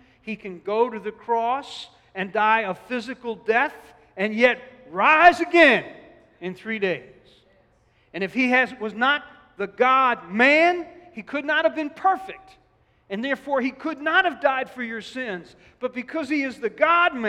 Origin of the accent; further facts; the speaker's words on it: Newark, New Jersey, United States; I come from Newark